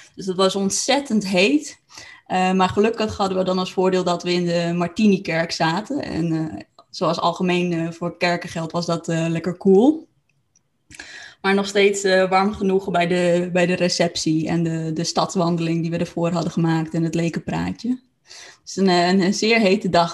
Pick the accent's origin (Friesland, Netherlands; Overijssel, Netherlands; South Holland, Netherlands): Friesland, Netherlands; Franeker; moved away; dat ik terug in Franeker was, terug naar mijn eigen plek van herkomst